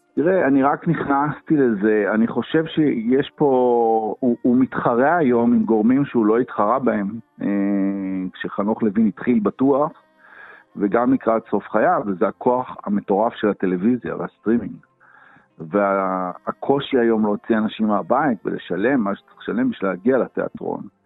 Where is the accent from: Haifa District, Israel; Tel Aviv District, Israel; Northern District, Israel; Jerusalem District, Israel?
Haifa District, Israel; Haifa; born or raised there